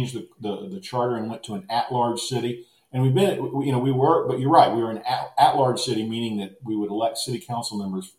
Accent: Austin, Texas, United States; It's my hometown. I've been able to practice the craft that I'm trained to do, and it's all happened in Austin, Texas

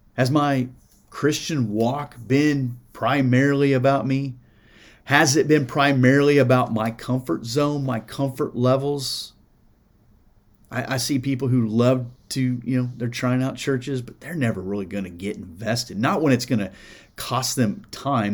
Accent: Iowa, United States; now in Indiana, United States; I grew up in Iowa, so I knew some farmers, and I got some here in Indiana.

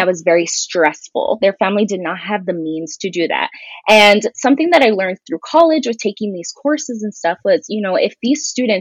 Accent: Douglas, Arizona, United States; moved away as an adult; now in Tucson, United States; all 5 elementary schools in my hometown of Douglas

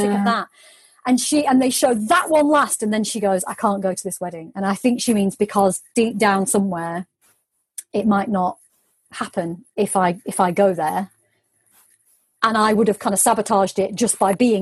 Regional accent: United Kingdom

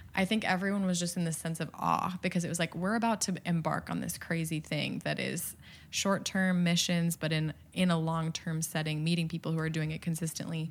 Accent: Midwest, United States; I'm from the Midwest

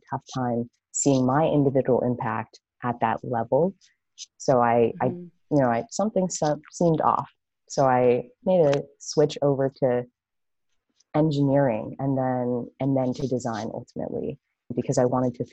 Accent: Los Angeles, California, United States; moved away as an adult; also born or lived in San Francisco Bay Area; I'm actually originally from Los Angeles, but moving to the Bay

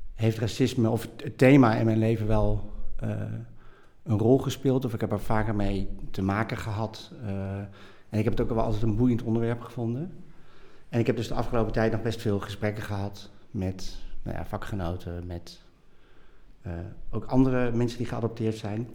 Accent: Nijmegen, Gelderland, Netherlands; also born or lived in Bogotá, Colombia; En ik ben opgegroeid in Nijmegen. En ik ben geboren in Bogota, in Colombia. Dus ik ben geadopteerd.

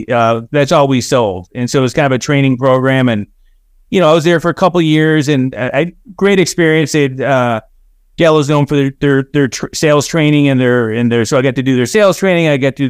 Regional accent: Orland Park, Illinois, United States; So I grew up in Orland Park, Illinois, which is southwest suburbs.

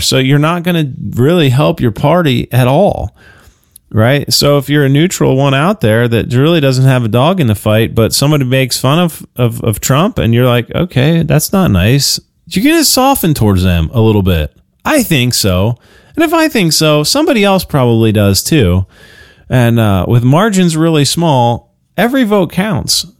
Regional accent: United States

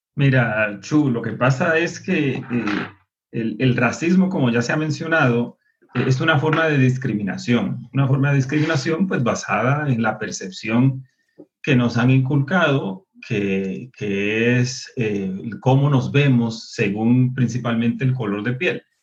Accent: Puerto Rico; also born or lived in United States; now in Colombia; nosotros los puertorriqueños

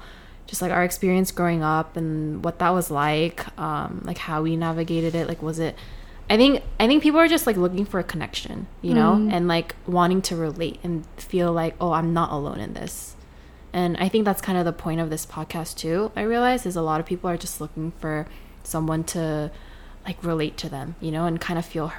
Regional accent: United States; also born or lived in Oregon / Los Angeles; our experiences growing up as a Korean American. Like you growing up in Queens and I grew up in Oregon and LA, I guess.

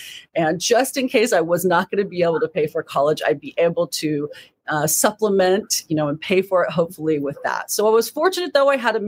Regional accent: California, United States; also born or lived in Indiana / Michigan; Actually, I was born in Indiana, lived in Indiana and Michigan before moving to California at the age of five

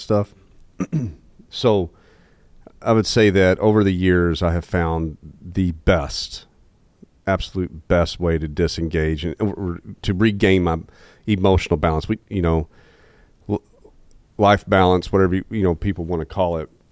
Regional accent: Jonesboro, Arkansas, United States; born and raised in Jonesboro, Arkansas

